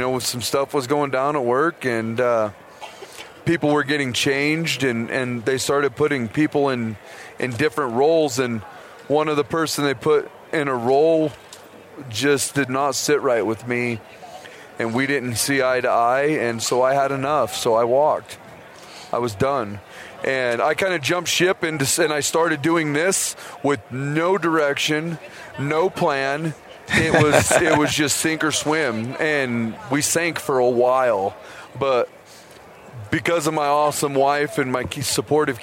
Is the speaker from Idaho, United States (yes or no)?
yes; Idaho, United States; I'm pretty much born and raised. I'm from Idaho, hunted most of my life